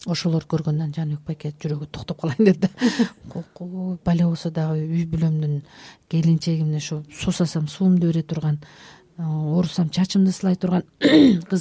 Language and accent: Kyrgyz; Chatkal, Jalal-Abad Region, Kyrgyzstan; moved away; ошол туулуп өскөн чаткал